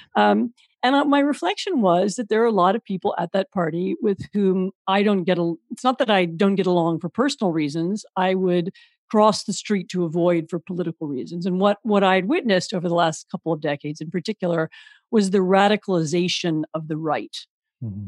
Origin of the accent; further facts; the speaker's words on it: Washington, District of Columbia, United States; moved away as an adult; also born or lived in Poland; I'm, I'm American. I grew up in Washington D.C.